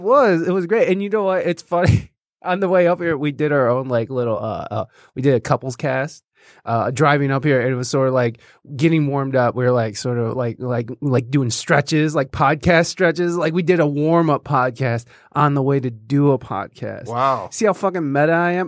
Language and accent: English; Jasper, Michigan, United States; also born or lived in Oregon, Ohio; now in Toledo, United States; I was born in Oregon, mm-hmm. and then I actually grew up in Michigan, but it was in this uh, real uh, fancy place called Jasper, Michigan.